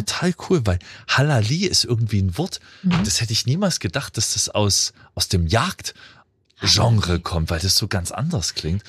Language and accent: German; Freiberg, Saxony, Germany; in meine Heimat